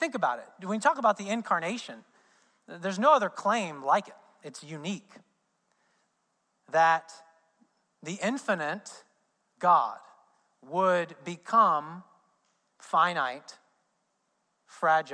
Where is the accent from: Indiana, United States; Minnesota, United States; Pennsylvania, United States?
Indiana, United States; I'm from Indiana